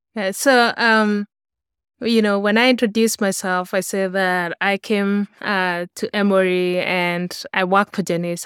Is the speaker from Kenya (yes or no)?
yes; Kenya; moved away as an adult; now in United States; I grew up in Kenya